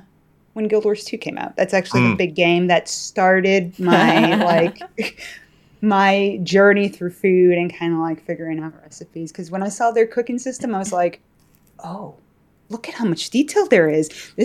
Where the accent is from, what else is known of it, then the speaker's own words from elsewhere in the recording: Chicago, Illinois, United States; Yes, I am.